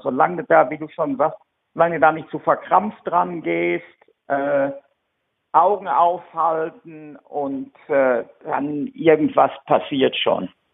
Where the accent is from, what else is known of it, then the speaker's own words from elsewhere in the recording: Germany; now in United Kingdom; als Deutscher